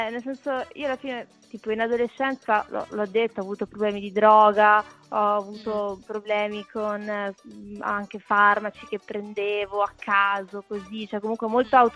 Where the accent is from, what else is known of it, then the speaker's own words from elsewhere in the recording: Segrate, Lombardy, Italy; born there; sono nata a Segrate ma per caso